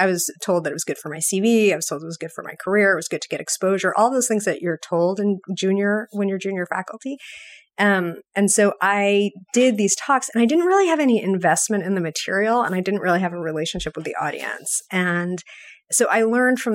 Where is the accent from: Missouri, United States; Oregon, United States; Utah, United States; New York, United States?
New York, United States; now in Boston, United States; I grew up in New York.